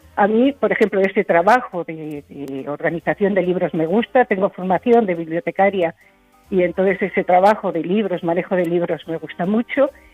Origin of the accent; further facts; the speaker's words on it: Spain; hacer el trabajo aquí en mi país, aquí en España